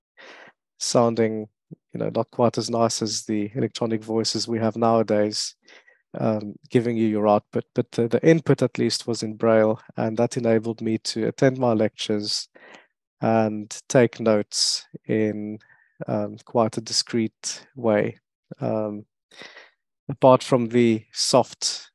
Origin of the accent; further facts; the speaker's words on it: South Africa; first language French; also born or lived in Mauritius / Worcester, South Africa; now in Birmingham, United Kingdom; I was born in Mauritius, so grew up French speaking, but I don't sound very French because I grew up in South Africa. So age 3, my parents moved to South Africa